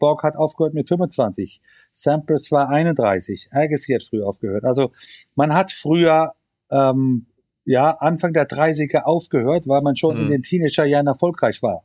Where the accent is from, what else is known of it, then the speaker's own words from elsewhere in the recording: Germany; wir sind Deutsche